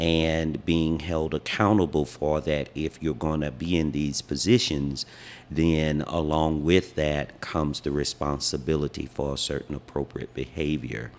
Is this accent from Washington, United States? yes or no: no; Wilmington, North Carolina, United States; moved away as an adult; now in Hawaii, United States; I am from Wilmington, North Carolina, where I was born and raised